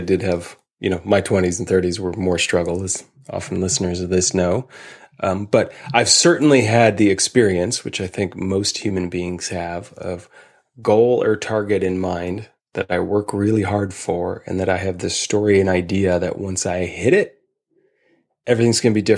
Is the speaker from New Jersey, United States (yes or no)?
no; Chicago, Illinois, United States; growing up in Chicago